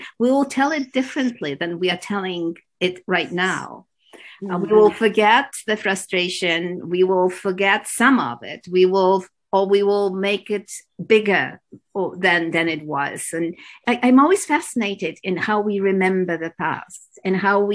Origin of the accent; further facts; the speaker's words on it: Poland; now in Toronto, Canada; I grew up in Poland